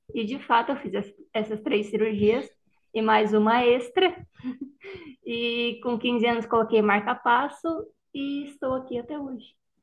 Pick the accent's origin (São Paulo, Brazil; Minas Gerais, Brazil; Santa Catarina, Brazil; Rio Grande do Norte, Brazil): Santa Catarina, Brazil; Criciúma; moved away as an adult; now in Porto Alegre, Brazil; eu sou de Criciúma, né, natural de Criciúma. Vim para Porto Alegre para fazer a pós-graduação